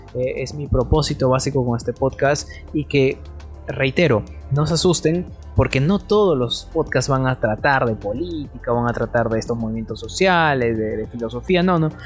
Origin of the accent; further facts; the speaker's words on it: Peru; en mi país, Perú